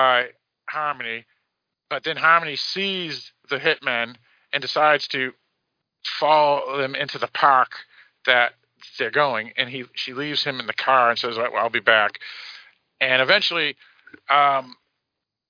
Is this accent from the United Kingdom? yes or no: no; United States; I'm an American